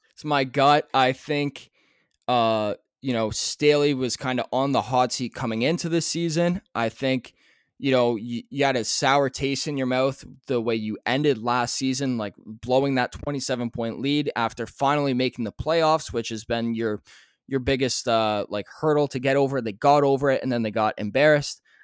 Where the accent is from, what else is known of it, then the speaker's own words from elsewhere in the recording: Canada; we're Canadian